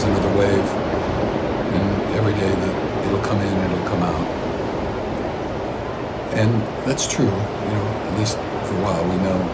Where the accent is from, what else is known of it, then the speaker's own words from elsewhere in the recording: Midwest, United States; moved away; growing up in the Midwest